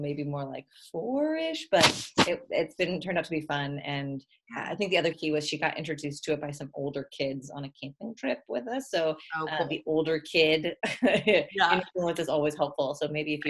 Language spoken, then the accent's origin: English; Texas, United States; moved away as an adult; I'm from Texas